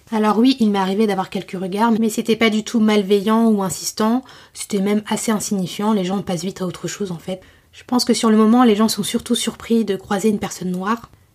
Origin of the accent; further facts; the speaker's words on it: Paris, Île-de-France, France; je venais de Paris